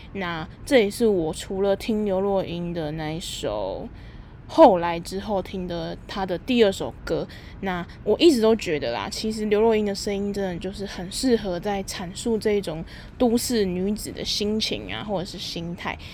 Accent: Taipei, Taiwan; 我自己就是从小到大都在台北长大

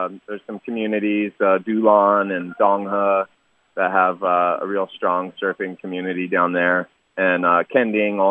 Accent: California, United States; growing up in California

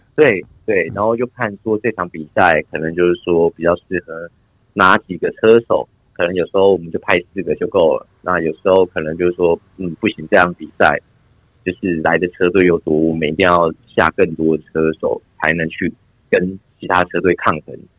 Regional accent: Taiwan; moved away as an adult; 我们台湾人一开始过去最要克服的就是饮食的部分

